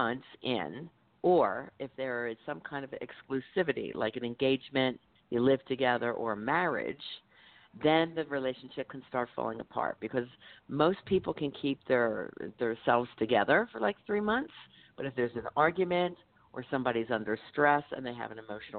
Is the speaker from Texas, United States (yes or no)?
no; Philadelphia, Pennsylvania, United States; I'm from Philly. I'm a Philly girl